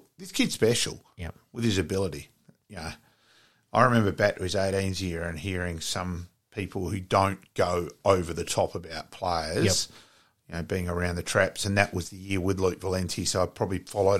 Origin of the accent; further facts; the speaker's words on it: Australia; as an Australian